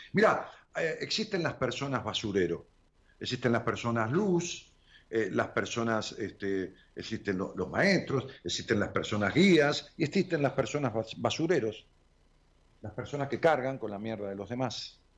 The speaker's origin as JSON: {"language": "Spanish", "town": "Haedo", "region": "Buenos Aires Province", "country": "Argentina", "tie": "born or raised there", "said": "Aedo, Aedo es, donde nací."}